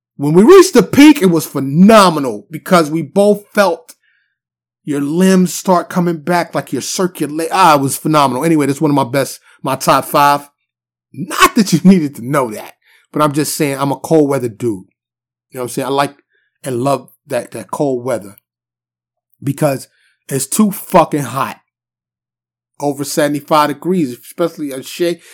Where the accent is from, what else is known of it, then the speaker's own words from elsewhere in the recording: New York City, New York, United States; now in Texas, United States; born and raised in New York City, mostly Harlem and the Bronx